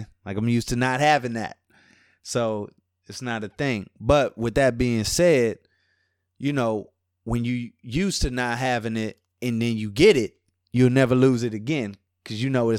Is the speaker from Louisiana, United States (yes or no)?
yes; New Orleans, Louisiana, United States; Yeah, that's right, man. From New Orleans, Louisiana, Ninth Ward to be exact. You know, I've been back and forth here to New Orleans and, I'm like Cali's adopted kid, man.